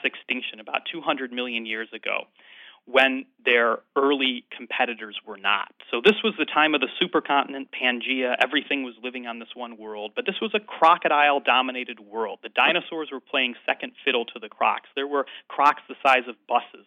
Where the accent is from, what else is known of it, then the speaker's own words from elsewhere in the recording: Chicago, Illinois, United States; moved away as an adult; now in Edinburgh, United Kingdom; I grew up, uh, in the Midwest, in the Chicago area